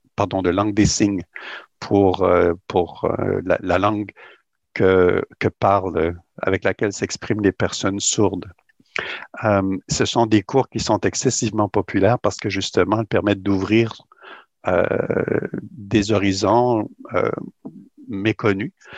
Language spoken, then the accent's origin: French; Rimouski, Quebec, Canada; also born or lived in New Brunswick / Montreal; now in Toronto, Canada; je suis né au Québec euh, dans la belle région du Bas-Saint-Laurent. Je suis originaire de Rimouski, dans le Bas-Saint-Laurent